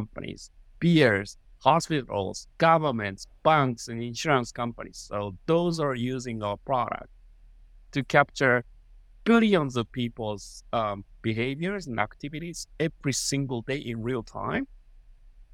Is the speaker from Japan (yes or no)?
yes; Japan; English is a second language; moved away as an adult; now in United States; I was born in Japan. I go to University of Tokyo, which is in Japan